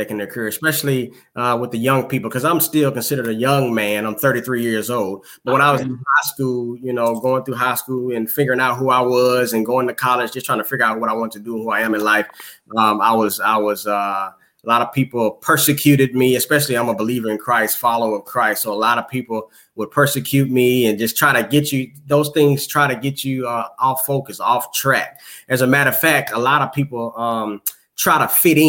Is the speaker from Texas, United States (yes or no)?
yes; Houston, Texas, United States; I'm from Houston, Texas